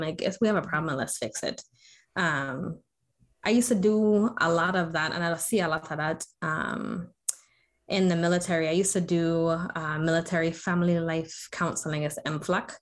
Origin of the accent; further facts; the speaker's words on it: U.S. Virgin Islands; also born or lived in Florida; in the Virgin Islands, where I'm originally from, um, born and raised on St. Croix